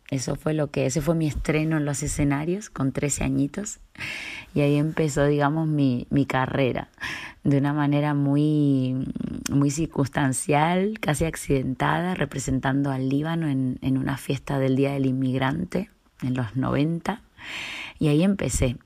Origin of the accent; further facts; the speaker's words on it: Viedma, Río Negro, Argentina; moved away; yo nací en Viedma, Río Negro, Patagonia, Argentina